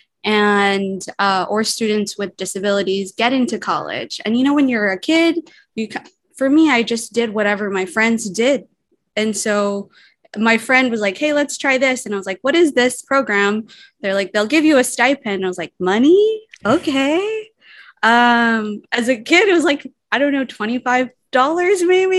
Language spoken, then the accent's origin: English; Guam; I'm half Palauan, half Pohnpeian, born and raised on Guam.